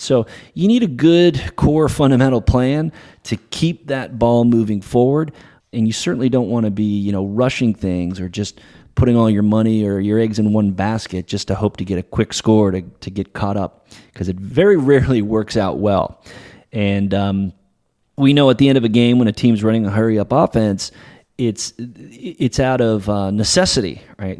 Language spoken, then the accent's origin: English; New England, United States; now in La Jolla, United States; I'm a Patriots guy, so uh, after growing up in New England